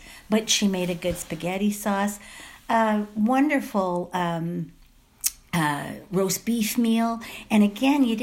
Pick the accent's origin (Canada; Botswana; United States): Canada; Ottawa, Ontario; I grew up in Ottawa, and very, very simple family.